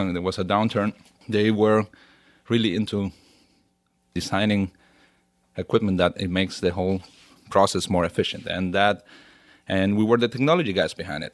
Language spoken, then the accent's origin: English; Venezuela; moved away as an adult; also born or lived in Germany; now in Stuttgart, Germany; I grew up in Venezuela, and been in Germany my last fifteen years